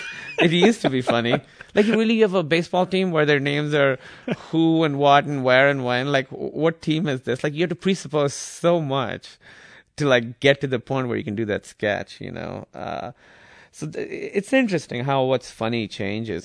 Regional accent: Karachi, Sindh, Pakistan; English is a second language; moved away as an adult; also born or lived in Iowa, United States; now in United States; I grew up in Karachi, and it was very, very, uh, urban

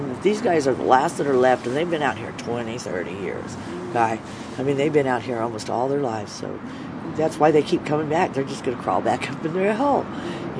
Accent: Bakersfield, California, United States; now in San Francisco, United States; I grew up in Bakersfield, California

